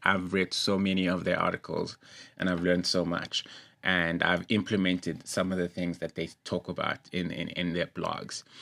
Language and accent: English; East Rand, Gauteng, South Africa; shout out to East Rand, that's where I'm from